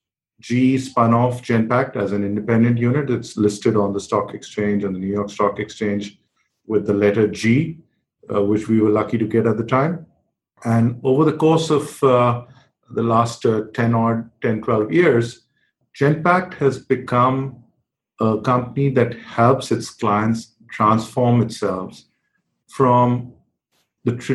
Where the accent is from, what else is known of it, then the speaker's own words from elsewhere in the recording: New Delhi, Delhi, India; I was growing up in New Delhi in India